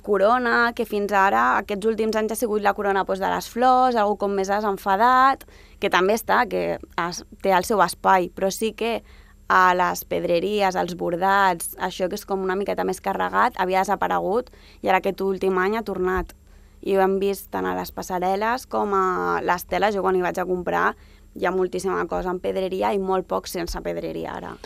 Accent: Sant Boi de Llobregat, Catalonia, Spain; jo m'he criat sempre a Sant Boi, sóc d'allà

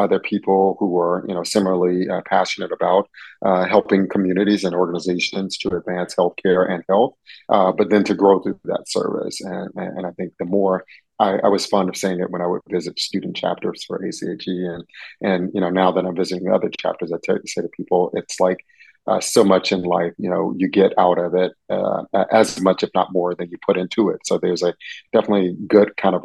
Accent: Atlanta, Georgia, United States; born or raised there; moved away as an adult; also born or lived in San Francisco Bay Area, California / Los Angeles County, California / Alameda County, California; now in Macon, United States

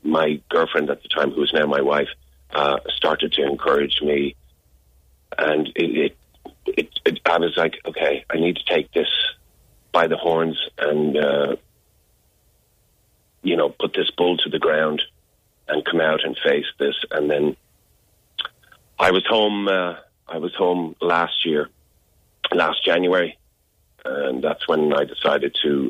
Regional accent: Dublin, Leinster, Ireland; also born or lived in Chicago / Clondalkin; I was born in Chicago, but I was raised in Dublin. I only lived in Chicago for a month.

